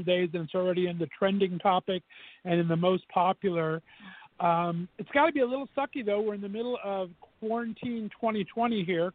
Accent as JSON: {"language": "English", "town": "West Covina", "region": "California", "country": "United States", "tie": "born or raised there", "said": "I was born and raised in West Covina, California"}